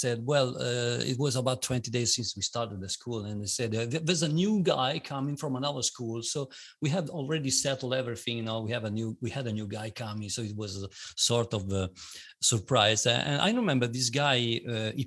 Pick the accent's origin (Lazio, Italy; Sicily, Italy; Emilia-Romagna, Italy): Emilia-Romagna, Italy; Bologna; I'm from Italy, Bologna, which is a town which is in the northern part of Italy